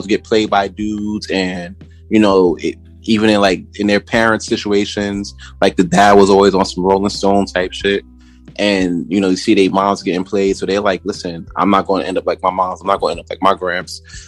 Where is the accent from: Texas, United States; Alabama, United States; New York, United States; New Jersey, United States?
New York, United States; New York City; originally I'm from Brooklyn, born and raised.